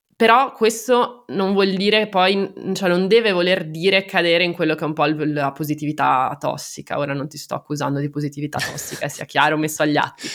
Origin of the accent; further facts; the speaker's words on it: Genoa, Liguria, Italy; sono genovese